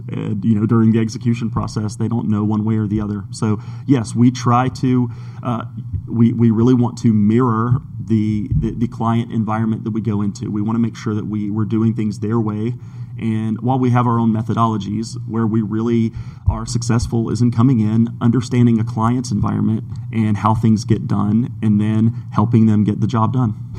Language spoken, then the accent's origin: English; Brazil; moved away as an adult; now in Georgia, United States; I was born in Georgia. As a child, I moved away to uh, to Brazil, grew up in Brazil, and came back for college.